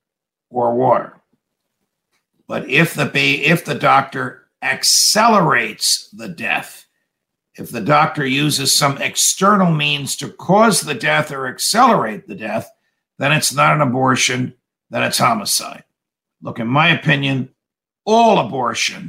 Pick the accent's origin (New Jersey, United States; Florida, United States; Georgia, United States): New Jersey, United States; in my home state of New Jersey, where I am now